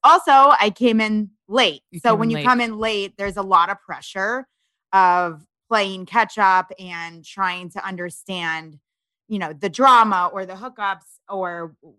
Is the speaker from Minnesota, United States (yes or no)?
no; Florida, United States; I'm a summer baby. I grew up in Florida. I'm not, I didn't grow up, you know, going to the mountains and snowboarding and skiing